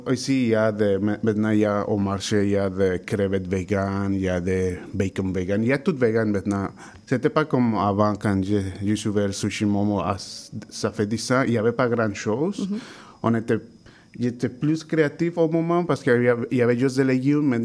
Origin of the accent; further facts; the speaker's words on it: Mexico; French is a second language; Je, suis de je viens du Mexique, comme ça, là-bas, on mange beaucoup de viande.